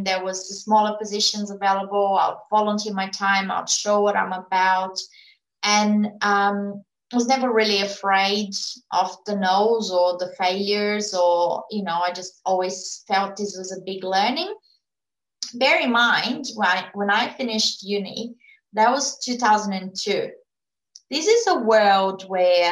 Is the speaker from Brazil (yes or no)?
yes; Brazil; English is a second language; moved away as an adult; now in Australia; I was born in Brazil. I lived in Brazil until the age of 29. I went to uni there